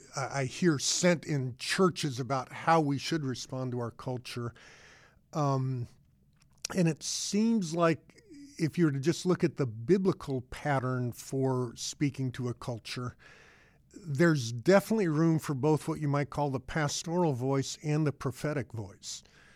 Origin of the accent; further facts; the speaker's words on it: Boulder, Colorado, United States; You know, mine, I grew up in Boulder, Colorado, but attended to a big public high school.